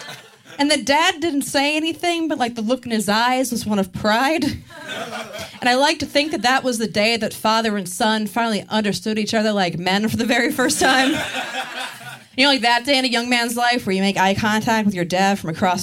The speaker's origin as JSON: {"language": "English", "region": "Maryland", "country": "United States", "said": "I am from Maryland, and I'm really proud of being from there"}